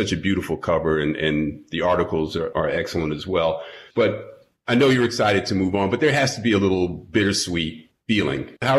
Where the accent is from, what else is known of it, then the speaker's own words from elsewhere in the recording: New York, United States; I'm a New Yorker.